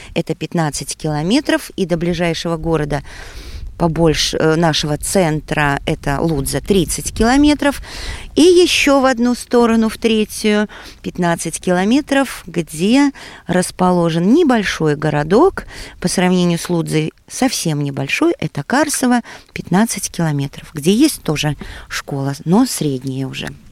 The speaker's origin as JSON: {"language": "Russian", "town": "Ludza", "region": "Ludza Municipality", "country": "Latvia", "tie": "born or raised there", "moved": "as an adult", "lives_now": "Goliševa, Latvia", "said": "родилась и выросла в Лудзе, родители у меня тоже оттуда"}